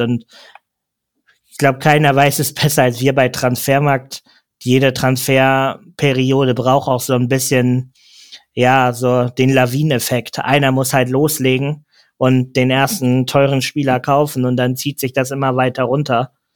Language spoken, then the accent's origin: German; Hamburg, Germany; als Hamburger